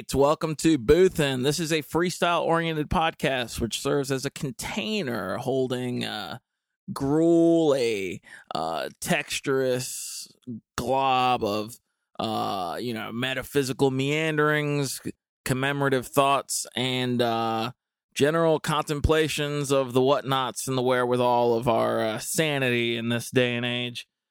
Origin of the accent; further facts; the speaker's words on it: Dudley, North Carolina, United States; I grew up in Goldsboro, um, actually technically Dudley